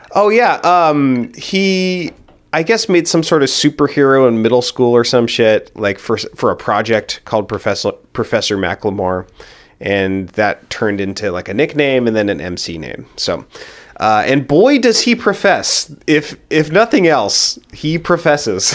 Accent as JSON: {"language": "English", "town": "Hillsboro", "region": "Oregon", "country": "United States", "tie": "born or raised there", "said": "I grew up in Hillsboro, Oregon"}